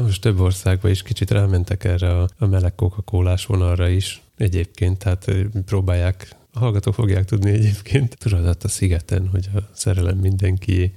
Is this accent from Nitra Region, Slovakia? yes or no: yes; Komárno, Nitra Region, Slovakia; a szlovák neve Komáromnak, ahonnan én jövök